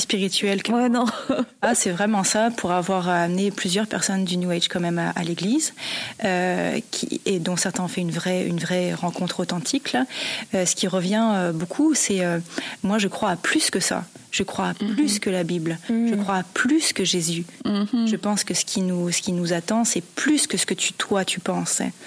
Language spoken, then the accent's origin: French; Montreal, Quebec, Canada; j'étais de Montréal